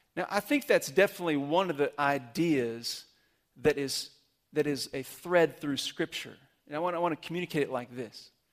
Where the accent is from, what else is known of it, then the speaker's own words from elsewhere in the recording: Amarillo, Texas, United States; moved away; I grew up in Amarillo